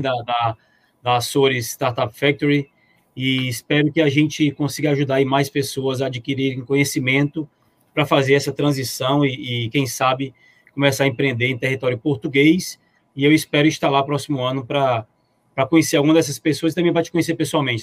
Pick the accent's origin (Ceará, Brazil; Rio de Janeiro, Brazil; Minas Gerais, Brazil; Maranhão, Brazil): Ceará, Brazil; Fortaleza; Eu que sou de Fortaleza, estou a sete horas apenas de Lisboa